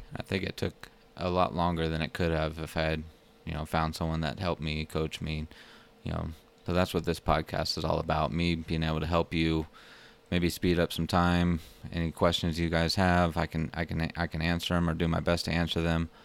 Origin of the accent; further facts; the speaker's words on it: Plano, Texas, United States; moved away as an adult; also born or lived in Colorado Springs, Colorado; I'm originally from Plano, Texas, a small town north of Dallas, where I grew up for the first twenty-six years of my life